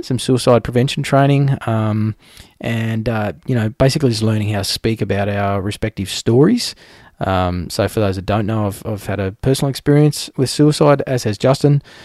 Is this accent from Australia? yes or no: yes; Australia; I'm an Australian